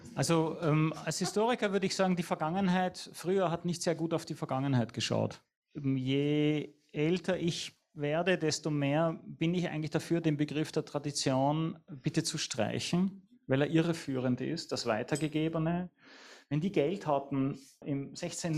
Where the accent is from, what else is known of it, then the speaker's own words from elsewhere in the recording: Vienna, Austria; ich bin Wiener